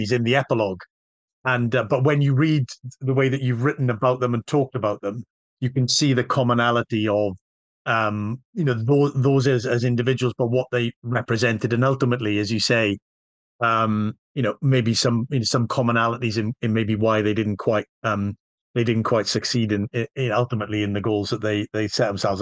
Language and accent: English; Wales, United Kingdom; I'm Welsh